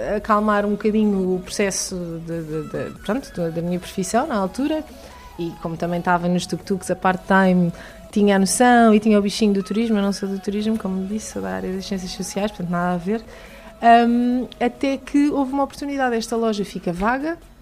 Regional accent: Lisbon, Portugal; moved away as an adult; now in Trafaria, Portugal; eu sou de Lisboa, original de Lisboa

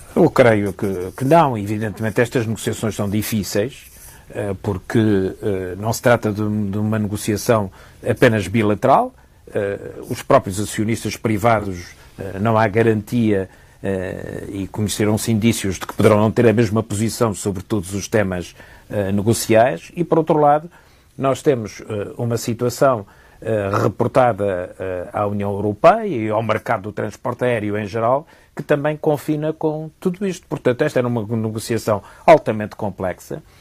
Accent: Portugal; como português

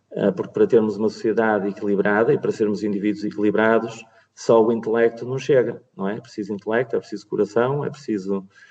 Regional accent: Porto, Norte, Portugal; no Porto, a minha cidade natal

